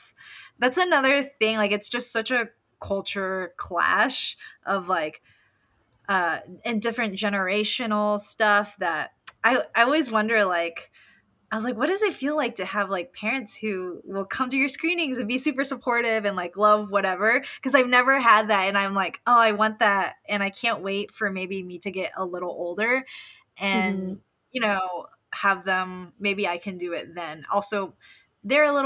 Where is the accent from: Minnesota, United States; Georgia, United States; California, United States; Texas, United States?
Texas, United States; Austin; moved away as an adult; now in Spain; I'm born and raised in Austin. I pretty much lived there my whole life until I moved.